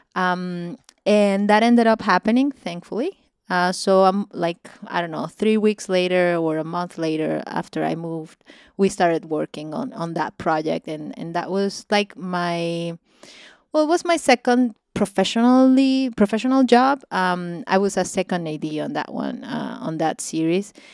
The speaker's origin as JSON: {"language": "English", "region": "Mérida", "country": "Venezuela", "tie": "born or raised there", "also_born_or_lived": "Caracas, Venezuela", "second_language": "English", "moved": "yes", "lives_now": "Los Angeles, United States", "said": "my hometown, in Mérida, Venezuela."}